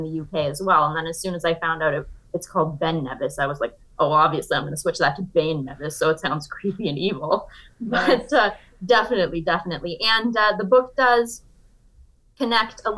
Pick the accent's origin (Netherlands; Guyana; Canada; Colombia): Canada; Niagara region of Ontario; moved away as an adult; now in New York, United States; I grew up in Canada